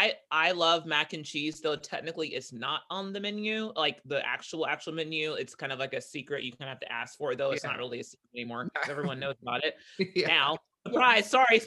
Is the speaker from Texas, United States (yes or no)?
no; Savannah, Georgia, United States; Sure. I grew up in Savannah, Georgia, the South, though I don't sound like it, but I am from the South, guys.